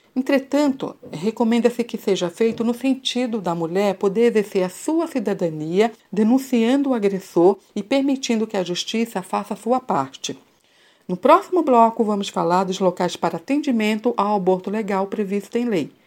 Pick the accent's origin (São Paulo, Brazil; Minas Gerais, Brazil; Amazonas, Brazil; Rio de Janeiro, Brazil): São Paulo, Brazil; São Miguel Paulista; eu sou de São Miguel Paulista